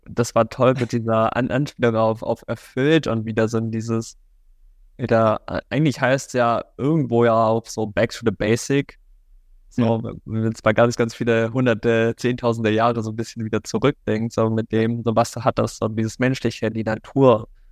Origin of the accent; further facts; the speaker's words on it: Germany; now in Cologne, Germany; Ich bin auf dem Dorf aufgewachsen, am Bodensee